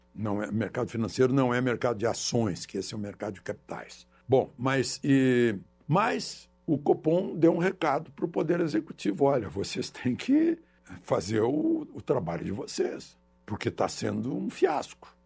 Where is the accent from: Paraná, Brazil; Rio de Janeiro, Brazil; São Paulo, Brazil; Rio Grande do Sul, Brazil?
Rio Grande do Sul, Brazil; Cachoeira do Sul; now in Brasília, Brazil; da minha cidade natal, da minha Cachoeira do Sul